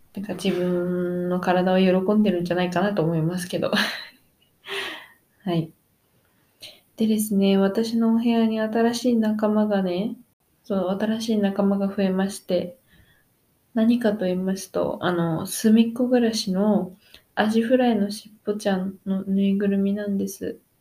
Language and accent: Japanese; Japan; moved away as an adult; now in Australia; 日本出身です